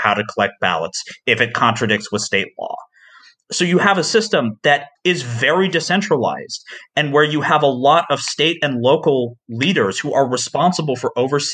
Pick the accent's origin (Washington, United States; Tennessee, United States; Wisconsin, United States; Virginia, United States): Tennessee, United States; my home state of Tennessee